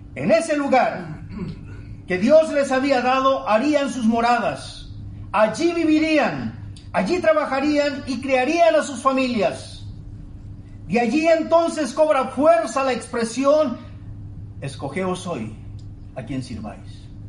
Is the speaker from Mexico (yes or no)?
yes; Tabasco, Mexico; now in Monterrey, Mexico; Extraño mi querido Tabasco